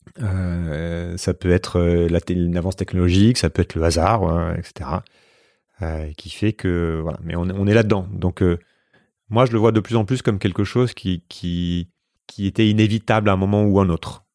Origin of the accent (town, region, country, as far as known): France